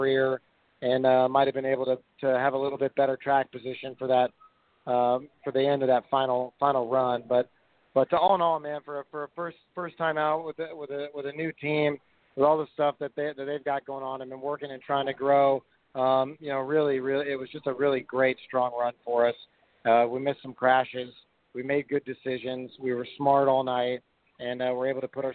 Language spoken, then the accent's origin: English; Houston, Texas, United States; I grew up in Texas and South Texas and Houston